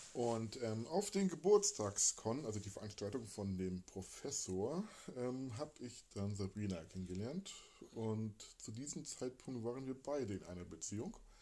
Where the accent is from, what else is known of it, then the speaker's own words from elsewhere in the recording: Hamburg, Germany; also born or lived in Emsland / Lübeck; also gebürtiger Hamburger, lebte eine Zeit lang, dann Kindheit verbracht in Rumst, äh, Rumsdorf, eine kleine Trabantenstadt quasi, Speckgürtel von Hamburg